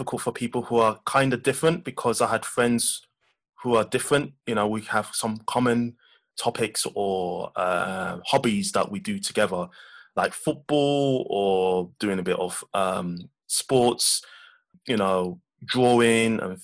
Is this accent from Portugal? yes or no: no; London, United Kingdom; I was born in London with my mum and dad